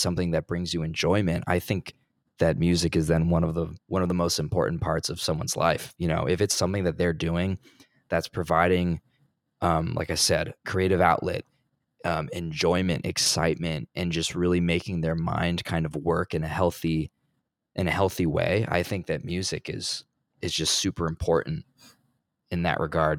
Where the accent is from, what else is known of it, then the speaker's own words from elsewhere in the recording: New Jersey, United States; But I'm from New Jersey originally.